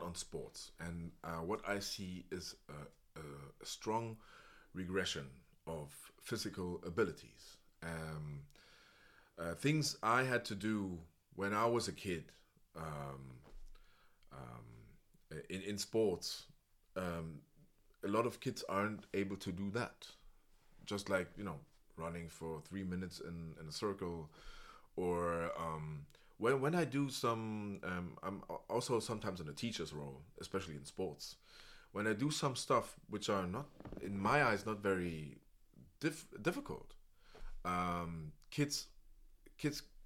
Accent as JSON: {"language": "English", "region": "Berlin", "country": "Germany", "tie": "born or raised there", "second_language": "English", "said": "I was raised in Spandau, and it was like an elite school"}